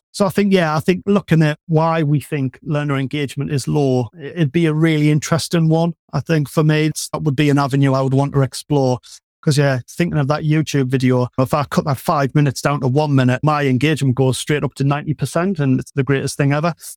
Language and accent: English; North East England, United Kingdom; you can probably tell from the accent, I'm from the Northeast